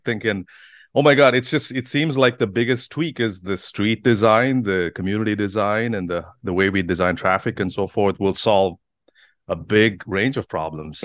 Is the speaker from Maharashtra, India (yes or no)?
no; Bangalore, Karnataka, India; now in United States; coming from India, there's there's all sorts of challenges growing up. And, you know, I come from a big city as Bangalore